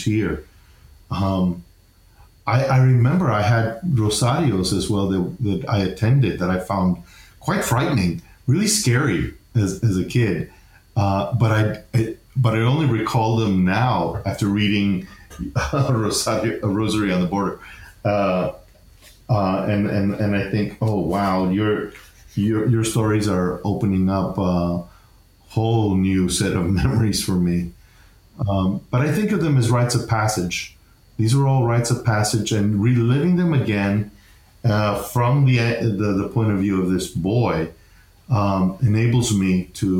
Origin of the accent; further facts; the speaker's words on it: El Paso, Texas, United States; moved away; our lives growing up in El Paso